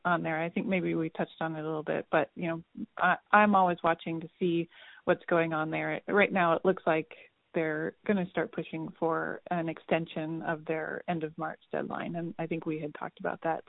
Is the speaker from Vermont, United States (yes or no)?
yes; Vermont, United States; I'm from Vermont.